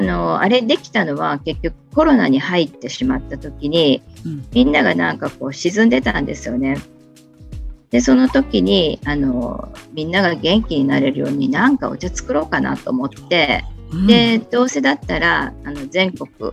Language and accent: Japanese; Kochi, Japan; also born or lived in Tokyo; 生まれも育ちも高知城の近くにあります、現在の茶穂若草園のあるところで、物心ついた時から商いの中で育ちました